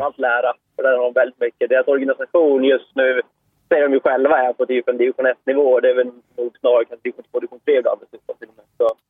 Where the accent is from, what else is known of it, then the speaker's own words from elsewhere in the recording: Eskilstuna, Södermanland, Sweden; jag är från Eskilstuna